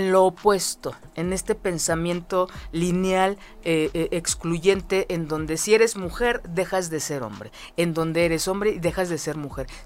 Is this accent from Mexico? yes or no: yes; Mexico